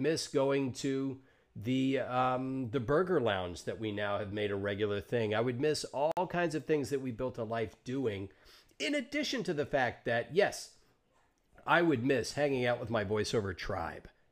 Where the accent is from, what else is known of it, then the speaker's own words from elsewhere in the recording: Georgia, United States; now in Los Angeles, United States; I grew up in Georgia